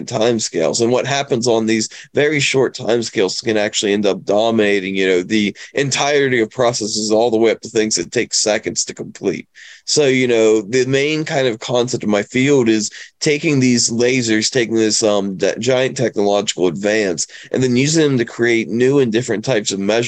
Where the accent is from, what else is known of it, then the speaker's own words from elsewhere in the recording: West Virginia, United States; moved away; I grew up in West Virginia, honestly, mainly working on cars, fixing houses